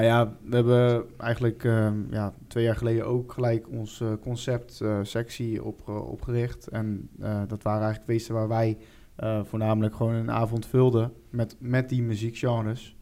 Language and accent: Dutch; Middelburg area, Zeeland, Netherlands; Wij komen uit ja, Middelburg omstreken